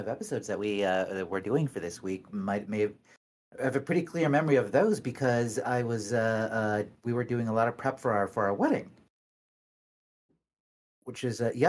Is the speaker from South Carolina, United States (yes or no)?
no; Los Angeles, California, United States; I'm a theater actress, puppeteer, and arm wrestler from Los Angeles, California.